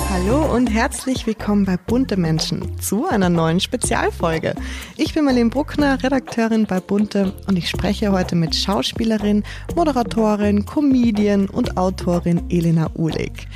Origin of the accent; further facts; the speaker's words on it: Austria; moved away; ich bin gebürtige Österreicherin und ich war ähm, zu Weihnachten zu Hause natürlich